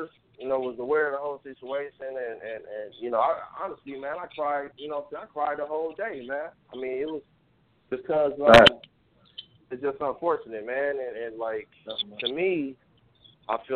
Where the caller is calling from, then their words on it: San Francisco, California, United States; I'm calling from San Francisco right now